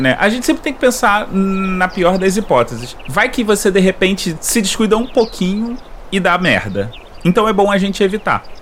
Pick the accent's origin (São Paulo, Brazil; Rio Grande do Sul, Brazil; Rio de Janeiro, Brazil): Rio de Janeiro, Brazil; accent: carioca; eu sou carioca